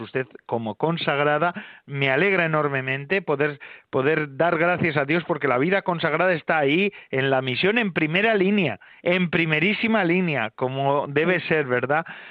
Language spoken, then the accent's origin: Spanish; Biscay, Basque Country, Spain; yo soy de Vizcaya